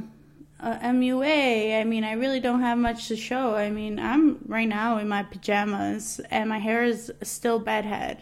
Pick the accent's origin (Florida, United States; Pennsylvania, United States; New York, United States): New York, United States; New York City; moved away as an adult; now in New Jersey, United States; I am a Latina that was born and raised in Queens, New York. I am now living in New Jersey